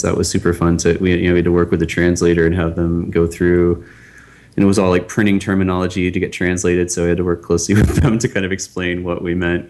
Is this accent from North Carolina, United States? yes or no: no; Pittsburgh, Pennsylvania, United States; I'm from Pittsburgh, and I was you know a Pirates fan growing up